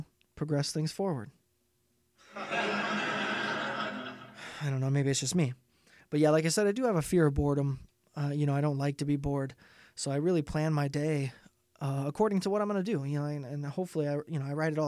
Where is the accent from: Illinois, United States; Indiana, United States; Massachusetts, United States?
Indiana, United States; I am from Indiana.